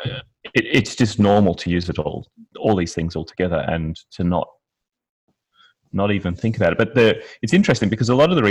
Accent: Australia; I'm from Australia.

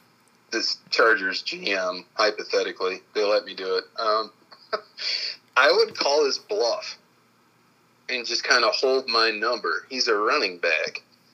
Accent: Wisconsin, United States; I'm from Wisconsin.

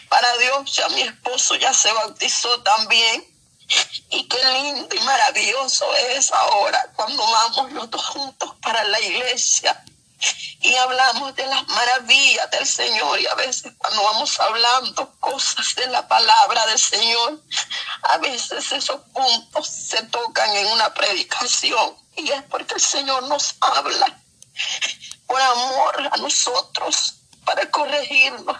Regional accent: El Salvador; yo soy de El Salvador

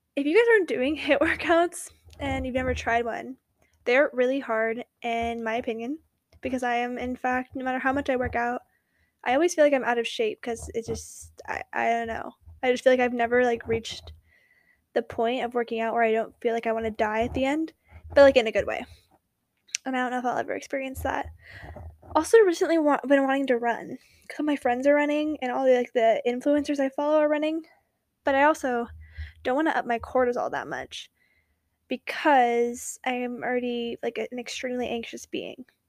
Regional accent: West Coast, United States; accent: Valley Girl; I was from the West Coast

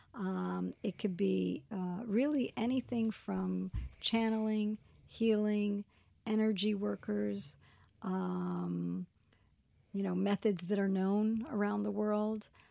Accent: Miami, Florida, United States; moved away as an adult; also born or lived in New York; now in Israel; I'm American. I was born in New York and, and raised in Miami.

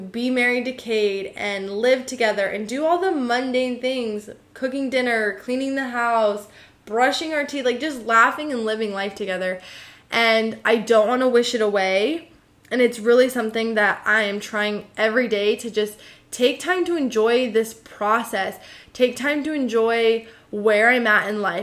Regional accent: United States; I'm an American

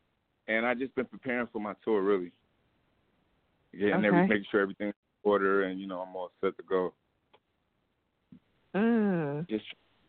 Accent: New York City, New York, United States; I'm from Queens.

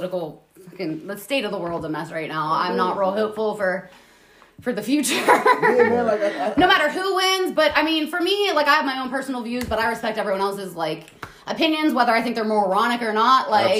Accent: Peters Township, Pennsylvania, United States; I grew up in Peters Township

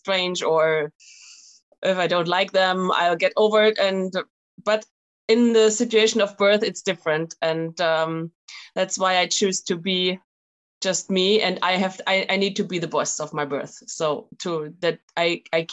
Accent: Germany; moved away as an adult; now in France; I'm German, actually. We are from Germany.

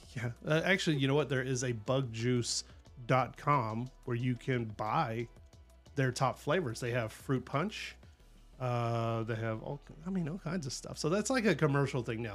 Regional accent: Southeast Texas, United States; we grew up in Southeast Texas, both of us

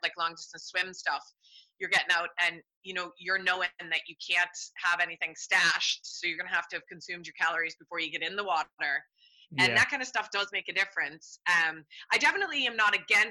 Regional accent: United States; now in Ireland; I'm American

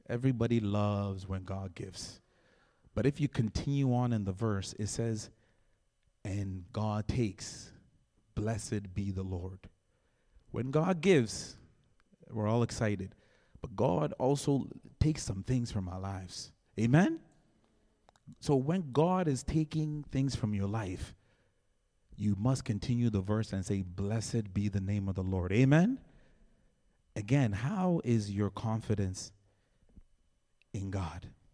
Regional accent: Ghana; moved away; I was born in Ghana

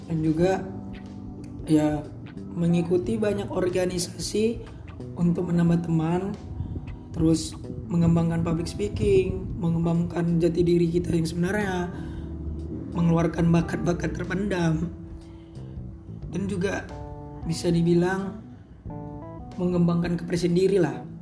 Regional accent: Medan, North Sumatra, Indonesia; Umur aku 17 tahun Aku asal Medan

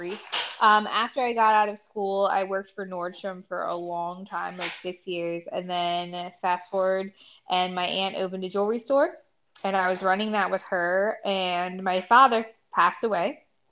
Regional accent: Mount Airy, Maryland, United States; also born or lived in Frederick, Maryland / Ohio; I am from a little town called Mount Airy here in Maryland, born and raised.

